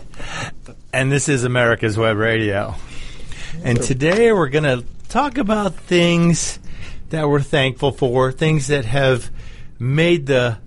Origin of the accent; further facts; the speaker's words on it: New York, United States; I'm a New Yorker